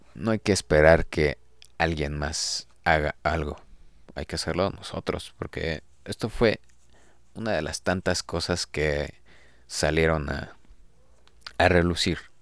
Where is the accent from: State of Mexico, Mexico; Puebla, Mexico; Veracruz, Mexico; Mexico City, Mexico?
Mexico City, Mexico; los que somos de aquí de la Ciudad de México zonas cercanas